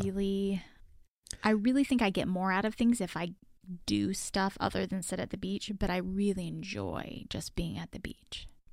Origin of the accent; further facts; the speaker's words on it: Texas, United States; I'm from Texas